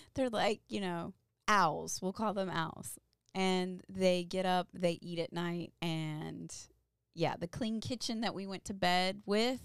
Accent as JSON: {"language": "English", "town": "Louisville", "region": "Kentucky", "country": "United States", "tie": "born or raised there", "said": "I grew up in Louisville, Kentucky"}